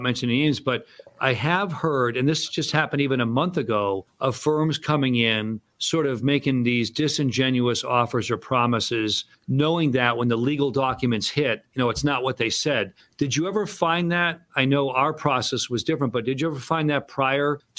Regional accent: Framingham, Massachusetts, United States; where I grew up in Framingham, Mass.

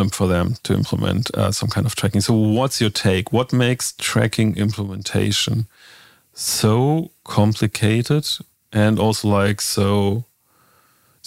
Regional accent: Northern Germany, Germany; I'm myself growing up in Northern Germany

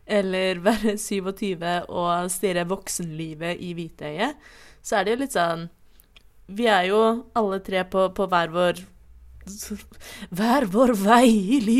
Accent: Oslo, Norway; Jeg er 27 år gammel. Jeg blir 28 om ikke altfor lenge. Eh, jeg er fra Oslo. Jeg bruker også hen-pronomen, er ikke-binær og panseksuell.

